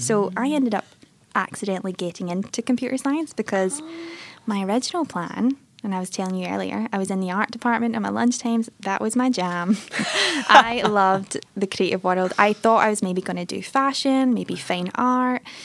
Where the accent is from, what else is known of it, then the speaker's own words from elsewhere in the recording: Airdrie, Scotland, United Kingdom; now in Melbourne, Australia; So I grew up in a little town called Airdrie